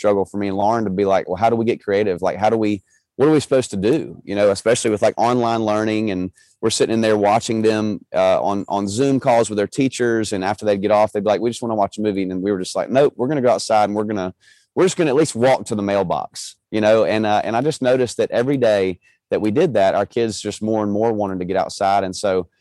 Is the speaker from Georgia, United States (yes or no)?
yes; Georgia, United States; I was born in Georgia